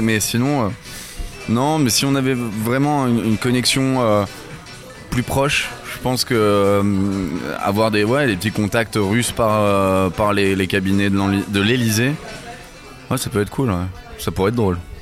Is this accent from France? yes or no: yes; France; On est on est français